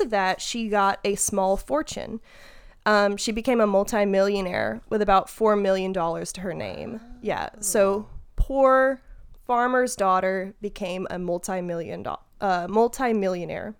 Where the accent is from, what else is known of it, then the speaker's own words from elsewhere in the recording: Mississippi, United States; You and I grew up in Mississippi